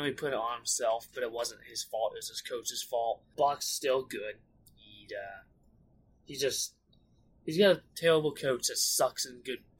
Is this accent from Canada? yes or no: no; United States; F1 definitely sells a lot better than NASCAR, which I don't get, being American.